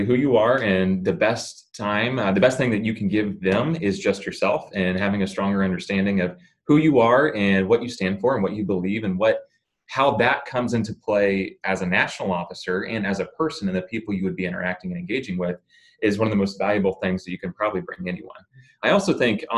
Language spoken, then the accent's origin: English; Springfield, Ohio, United States; originally from the Buckeye State of Ohio, where I grew up in Springfield.